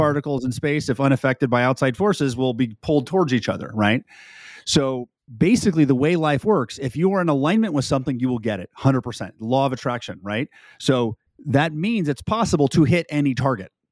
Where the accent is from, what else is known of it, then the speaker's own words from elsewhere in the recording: California, United States; now in Texas, United States; Former, formerly a California, now I'm a Texan